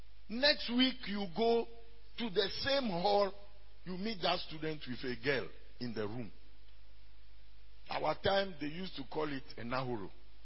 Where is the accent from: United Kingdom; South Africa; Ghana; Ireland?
Ghana; first language Ewe; English is a second language; I moved from Kwasa to Aplau. And I speak Ewe fluently, my native tongue.